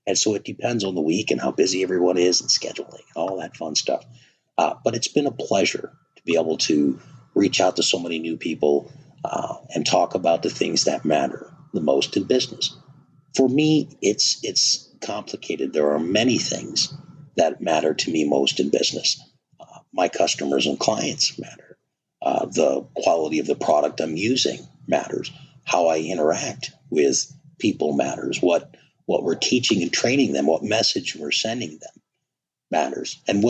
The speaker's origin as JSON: {"language": "English", "region": "Wisconsin", "country": "United States", "tie": "born or raised there", "said": "Growing up in Wisconsin, you bet."}